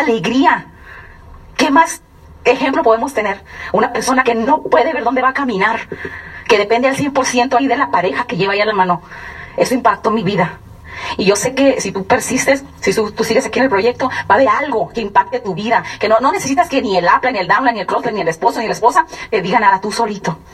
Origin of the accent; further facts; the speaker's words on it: San Luis Río Colorado, Sonora, Mexico; also born or lived in Durango; nací en Sonora, en San Luis Río Colorado, Sonora, pero mi, sangre, mi raza, soy duranguense